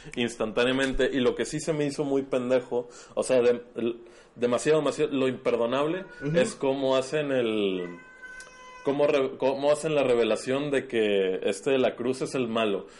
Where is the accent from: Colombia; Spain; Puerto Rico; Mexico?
Mexico